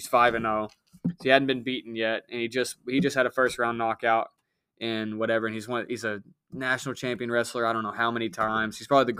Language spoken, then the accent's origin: English; Marshall County, Kentucky, United States; We're from Marshall County, right?